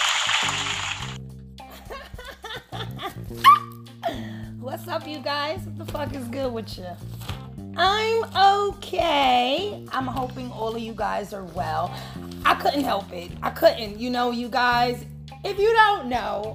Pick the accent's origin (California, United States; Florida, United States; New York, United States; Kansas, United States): New York, United States; New York City; I'm from the Bronx